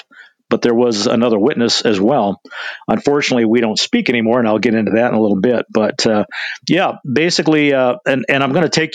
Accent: Libby, Montana, United States; moved away as an adult; also born or lived in Spokane, Washington / Colville, Washington / Issaquah, Washington; I was born and raised in Libby, Montana

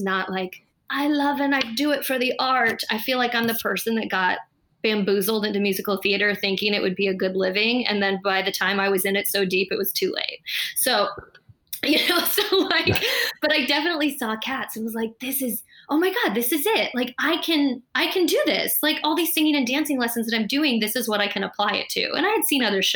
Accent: San Diego, California, United States; I was probably 11 or 12, and I'm from San Diego, California

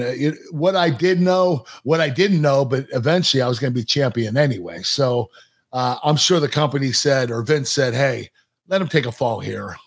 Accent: Pittsburgh, Pennsylvania, United States; in Pittsburgh, in my hometown

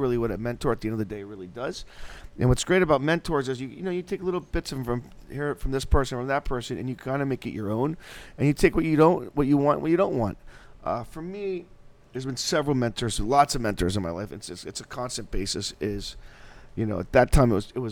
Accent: Naples, Florida, United States; also born or lived in Miami Beach, Florida; I'm from Naples, Florida, very metropolis city

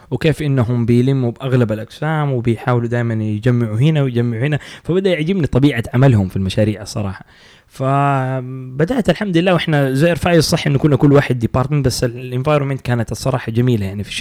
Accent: Saudi Arabia

